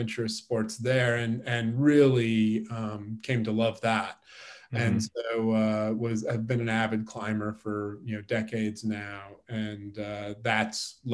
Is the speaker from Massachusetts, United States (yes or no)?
no; Kansas, United States; moved away as an adult; also born or lived in Connecticut; now in Colorado, United States; I'm from the Kansas City area. I grew up largely in Kansas, but I worked on the East Coast in Connecticut for about 25 years before coming to Colorado